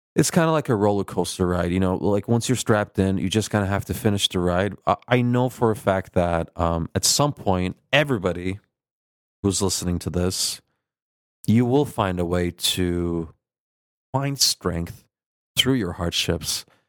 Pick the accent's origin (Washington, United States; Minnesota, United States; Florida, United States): Minnesota, United States; born or raised there; accent: Midwestern Turkish twang; also born or lived in Turkey